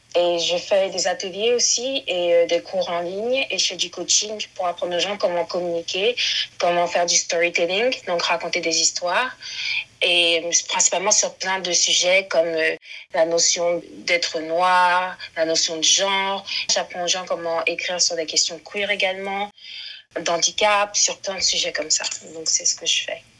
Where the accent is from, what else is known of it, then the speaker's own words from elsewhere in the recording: France; je suis ivoirienne née euh, en France.